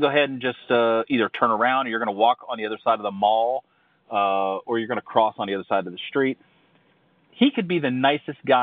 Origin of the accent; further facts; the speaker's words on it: Ohio, United States; I grew up in Ohio